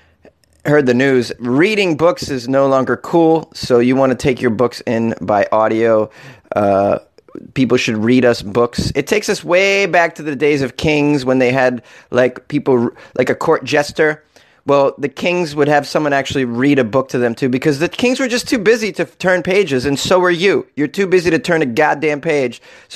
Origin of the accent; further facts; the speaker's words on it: New England, United States; I'm from New England, man, and we do traditional lobster